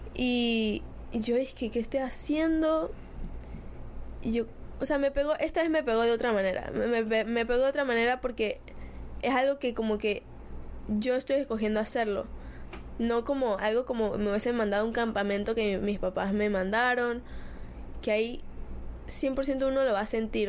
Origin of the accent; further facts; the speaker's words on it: Spain; Soy de España